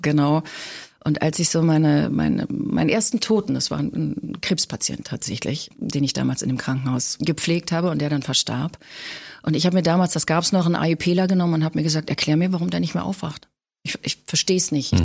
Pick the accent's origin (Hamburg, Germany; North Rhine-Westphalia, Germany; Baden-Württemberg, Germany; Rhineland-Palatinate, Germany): Hamburg, Germany; moved away as an adult; also born or lived in Ulm; now in Berlin, Germany; Also ich bin in Hamburg groß geworden.